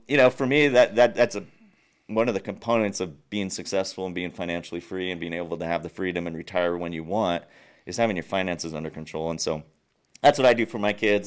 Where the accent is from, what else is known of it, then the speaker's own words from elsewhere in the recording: Nuevo Casas Grandes, Chihuahua, Mexico; first language English; moved away as an adult; also born or lived in United States; I was born and raised in Mexico.